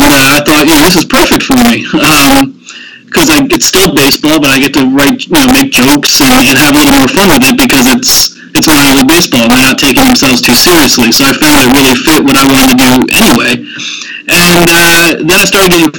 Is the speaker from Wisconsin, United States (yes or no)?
no; Andover, Pennsylvania, United States; grew up in Andover, Pennsylvania, which is a suburb of Philadelphia, about 20 miles north of the city.